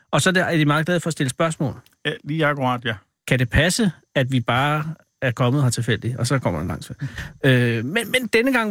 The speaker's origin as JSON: {"language": "Danish", "region": "Jutland", "country": "Denmark", "said": "Ja, jeg er fra Jylland."}